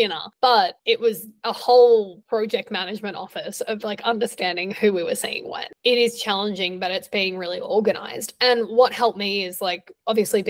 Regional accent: Australia; moved away; growing up in Australia

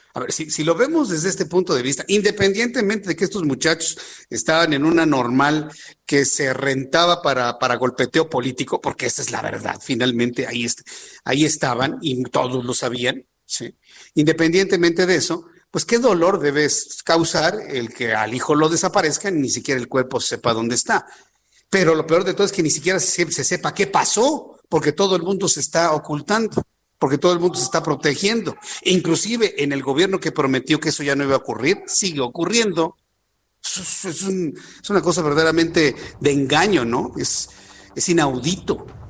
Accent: Mexico

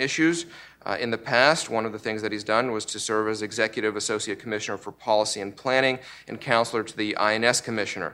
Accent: Canada; also born or lived in Russia; now in United States; I was born in Russia and my family came to Canada when I was little

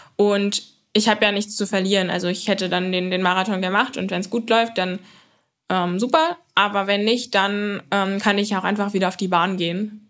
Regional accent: Berlin, Germany; bei uns daheim in Klado

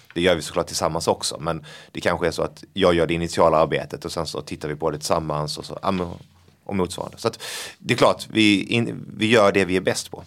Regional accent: Blekinge, Sweden; accent: Scanian, or rather Blekinge; now in Stockholm, Sweden; det här, är eh, den skånska varianten, eller blekingska ja. egentligen då faktiskt

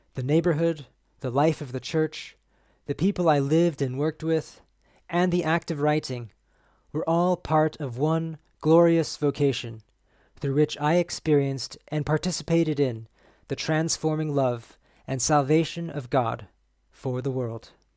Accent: San Diego, California, United States; growing up in San Diego

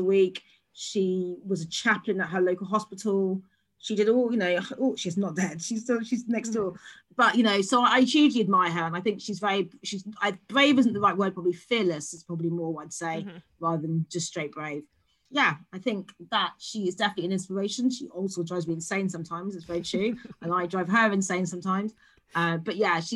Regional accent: London, United Kingdom; born and bred in London, born and bred in South London, now live in Northeast London

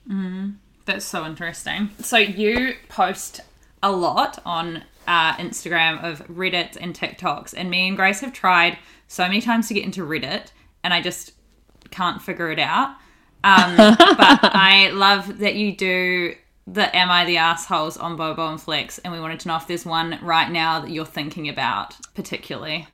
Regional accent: New Zealand; moved away as an adult; also born or lived in Australia; I'm from New Zealand, but worked there for like three years

